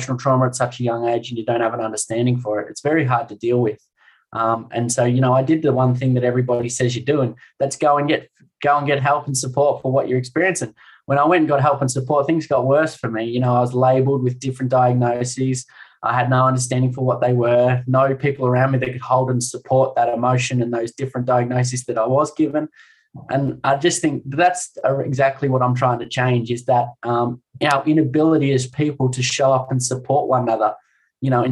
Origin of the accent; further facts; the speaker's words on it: Warragul, Victoria, Australia; I grew up in Warragul, you know, a bubbly, smart-ass, cocky, energetic little 12-year-old kid